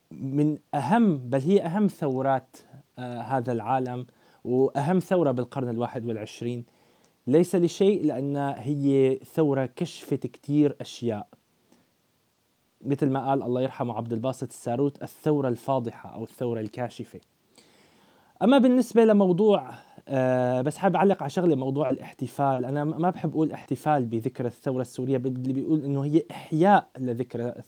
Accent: Syria; اللي ما لهم علاقه ابدا بطموحاتنا نحن كشعب سوري

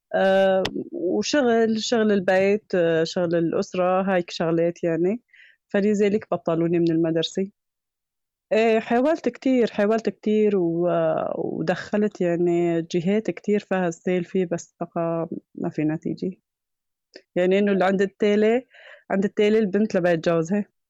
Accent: Kafranbel, Idlib Governorate, Syria; moved away as an adult; also born or lived in Barisha camp; now in Barisha, Syria; كفرنبيل يعني بضيعتنا

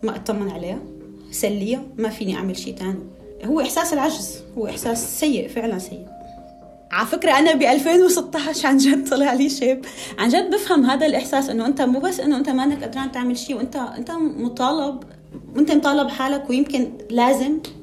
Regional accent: Tartus, Tartus Governorate, Syria; moved away as an adult; also born or lived in Damascus, Syria; now in Paris, France; انا علويه من طرطوس

